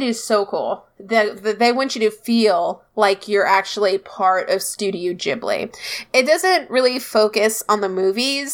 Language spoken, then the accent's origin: English; United States; We're American